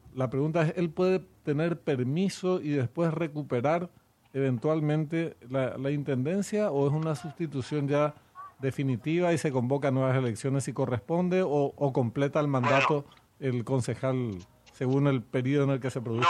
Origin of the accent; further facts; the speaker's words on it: Corrientes, Argentina; now in Paraguay; yo soy correntino, nací en Corrientes